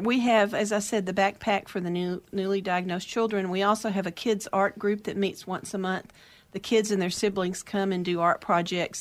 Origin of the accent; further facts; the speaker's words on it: outside of Dallas, Texas, United States; moved away as an adult; now in Oregon, United States; I grew up outside of Dallas in a small town, but I s, my adult life was mainly in Dallas